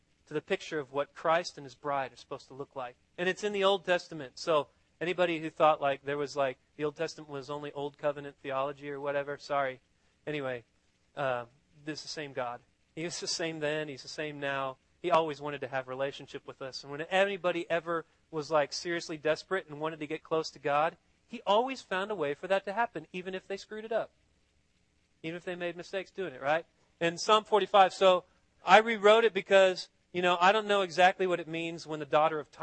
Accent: Austin, Texas, United States; I'm from Austin

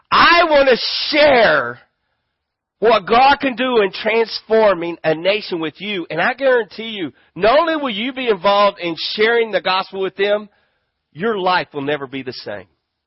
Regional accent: Granbury, Texas, United States; We're from Granbury, Texas. We got rattlesnakes. They bite.

